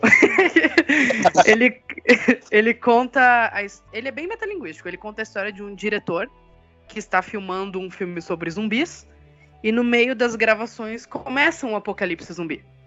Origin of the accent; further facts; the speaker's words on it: Blumenau, Santa Catarina, Brazil; eu sou de Santa Catarina, eu sou de Blumenau